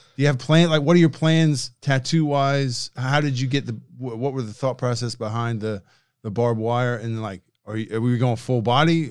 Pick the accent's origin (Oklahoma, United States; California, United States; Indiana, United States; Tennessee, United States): Indiana, United States; I'm from Indiana